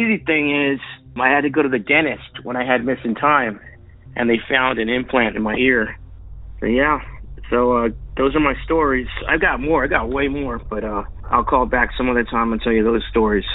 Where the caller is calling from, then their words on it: San Antonio, Texas, United States; I'm calling from San Antonio, Texas